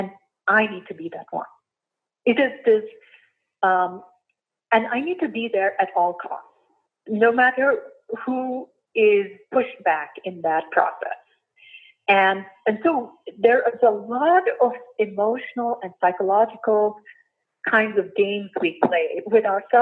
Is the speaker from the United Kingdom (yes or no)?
no; India; moved away as an adult; I was born and raised in India